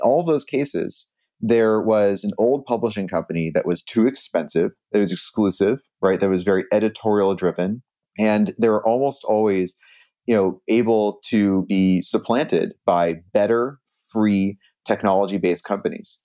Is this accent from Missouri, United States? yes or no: no; Silicon Valley, California, United States; I grew up in Silicon Valley, and I, my dad actually started a internet startup in our garage in ninety-two